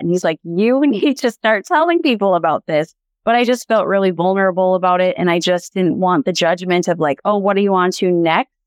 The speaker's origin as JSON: {"language": "English", "region": "Montana", "country": "United States", "tie": "born or raised there", "said": "So, born and raised in Montana. I'm a fifth generation Montanan."}